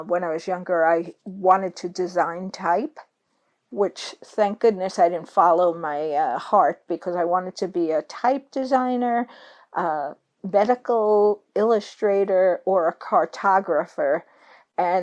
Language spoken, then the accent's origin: English; New York City, New York, United States; I am from New York City